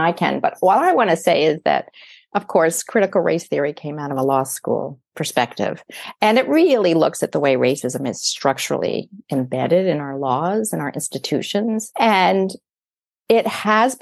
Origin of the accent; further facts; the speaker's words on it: United States; now in Canada; I grew up in the United States